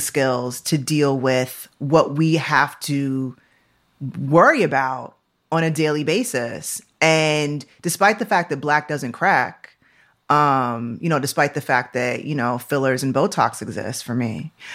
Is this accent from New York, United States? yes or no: yes; Syracuse, New York, United States; I was born in Syracuse, New York. Like, I was born upstate New York